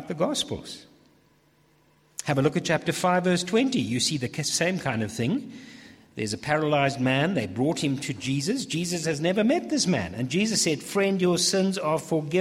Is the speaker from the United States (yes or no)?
no; England, United Kingdom; I'm too English for that.